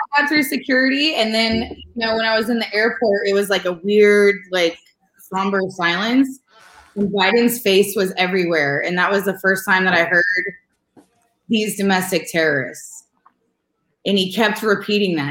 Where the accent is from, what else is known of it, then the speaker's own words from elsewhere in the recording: California, United States; moved away as an adult; I'm from California, so and I'm from a split political family